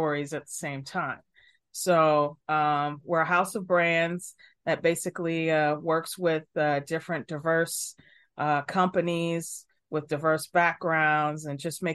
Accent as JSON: {"language": "English", "town": "Chicago", "region": "Illinois", "country": "United States", "tie": "born or raised there", "said": "I'm from Chicago, born and raised"}